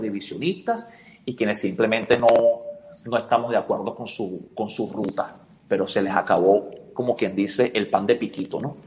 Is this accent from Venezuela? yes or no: yes; Venezuela; nosotros como venezolanos, como ciudadanos de a pie